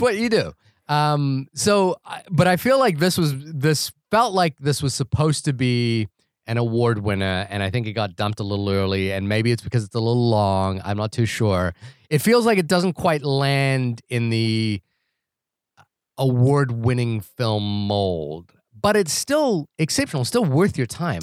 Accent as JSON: {"language": "English", "country": "New Zealand", "moved": "yes", "said": "that's my home country"}